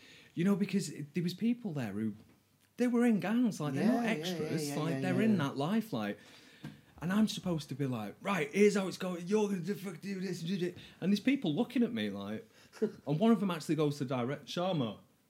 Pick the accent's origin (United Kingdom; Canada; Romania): United Kingdom; Manchester, North West England; I'm from North Manchester as well, and I feel like crime there was a bit different.